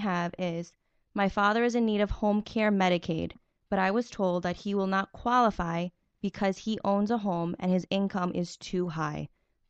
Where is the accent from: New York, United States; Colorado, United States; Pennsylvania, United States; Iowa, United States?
New York, United States; Floral Park; first language Italian; English is a second language; I grew up in Floral Park, which is on the border of Nassau and Queens.